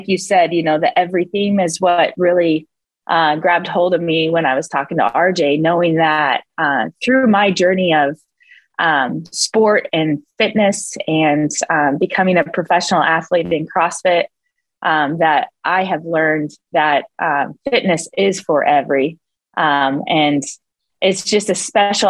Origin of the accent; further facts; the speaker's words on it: Montana, United States; moved away as an adult; also born or lived in North Dakota / South Dakota / Marshall Islands; now in Tri-Cities, United States; I was born in North Dakota, raised in Montana